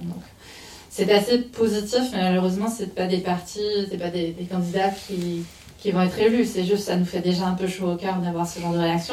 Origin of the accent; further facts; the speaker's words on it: Canada; moved away as an adult; also born or lived in Montreal; now in France; j'étais au Canada, donc je suis canadienne, je travaillais là-bas à l'époque